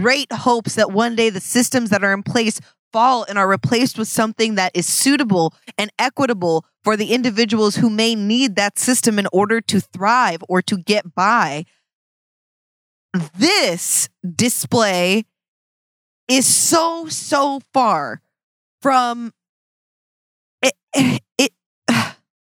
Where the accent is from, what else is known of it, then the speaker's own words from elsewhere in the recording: Seattle, Washington, United States; I'm from Seattle